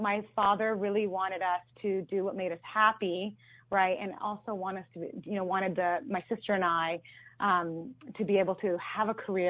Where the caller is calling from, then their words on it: Mountain View, California, United States; From Mountain View, California.